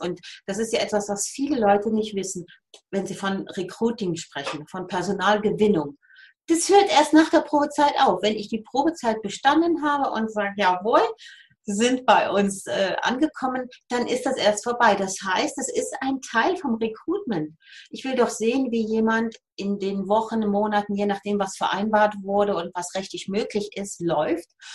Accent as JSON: {"language": "German", "region": "Rhineland", "country": "Germany", "accent": "Rhineland", "moved": "as an adult", "lives_now": "Switzerland", "said": "ich bin Rheinländerin, man hört's, äh, wohne seit 36 Jahren in der Schweiz"}